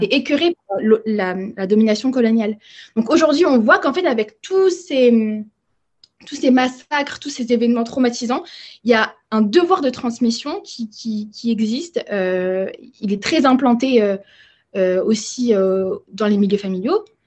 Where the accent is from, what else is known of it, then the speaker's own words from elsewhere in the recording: France; moi je suis une génération, on va dire post-bimidum, donc ça veut dire que j'ai grandi en France.